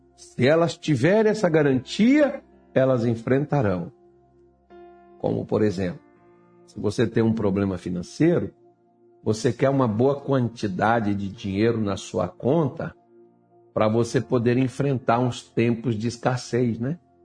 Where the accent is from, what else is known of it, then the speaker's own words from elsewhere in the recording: Brazil; eu ainda sou brasileiro, ainda sou crente